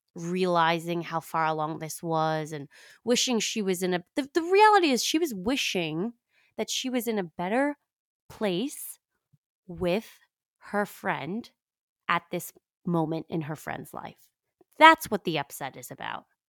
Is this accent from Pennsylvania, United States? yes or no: no; New York, United States; I'm from New York.